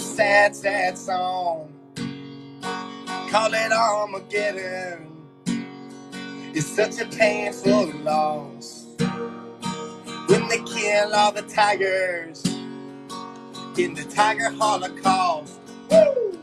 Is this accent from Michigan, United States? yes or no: no; Waynesboro, Georgia, United States; also born or lived in Statesboro, Georgia; now in Savannah, United States; I'm in Savannah, Georgia currently, but I'm from Waynesboro, Georgia, which is a super small town